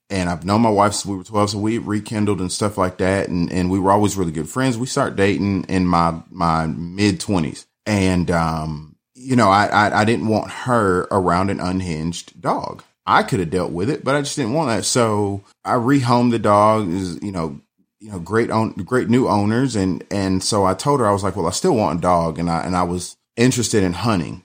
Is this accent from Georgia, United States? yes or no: yes; Atlanta, Georgia, United States; also born or lived in Riverdale, Georgia; I'm from, born and raised in Atlanta